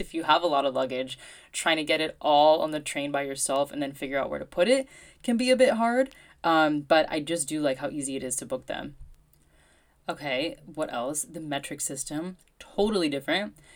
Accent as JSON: {"language": "English", "country": "United States", "moved": "yes", "said": "as an American."}